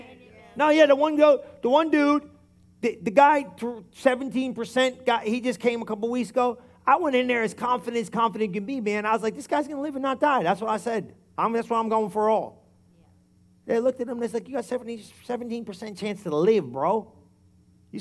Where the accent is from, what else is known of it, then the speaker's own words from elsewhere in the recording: New Jersey, United States; We're Italian, and we're from New Jersey